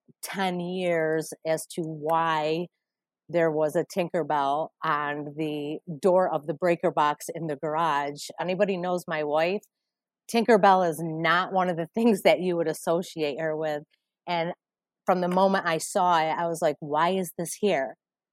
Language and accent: English; Utica, New York, United States; I'm from Utica, New York.